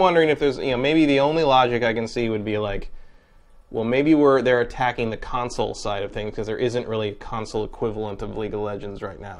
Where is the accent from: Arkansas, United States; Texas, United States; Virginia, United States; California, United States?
California, United States; San Francisco; moved away; I'm from there, so I'm like, you know, I go back like, ah, yes, home